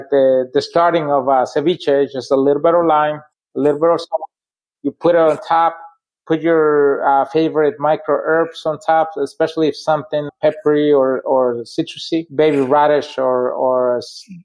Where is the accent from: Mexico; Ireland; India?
Mexico; Puebla; now in Dearborn, United States; I'm from Puebla